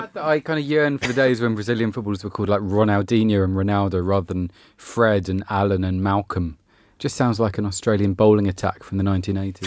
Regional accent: England, United Kingdom; as an Englishman

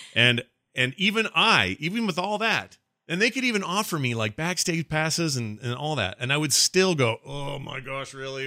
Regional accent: Sandy, Utah, United States; It's where I was born. I was raised in Sandy. I lived there my whole life.

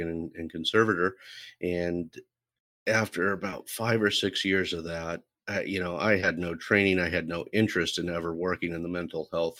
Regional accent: Central Valley, California, United States; Born and raised in the Central Valley

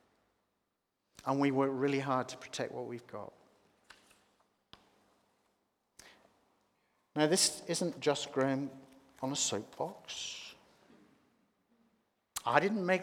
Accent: Australia; also born or lived in Sydney; living in Sydney, being Australian

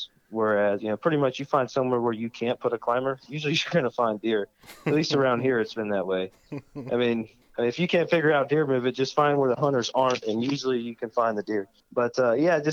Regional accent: Umatilla, Florida, United States; I am from Central Florida. Hail from a little town called Umatilla, Florida, which is about as central as it gets. I kind of grew up hunting

